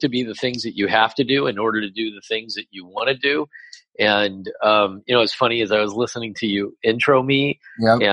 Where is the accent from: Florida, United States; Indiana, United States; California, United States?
California, United States; Los Angeles; moved away as an adult; also born or lived in Humboldt State University, California; now in New York, United States; I'm born and raised in Los Angeles, in the San Fernando Valley, El Camino Real High School graduate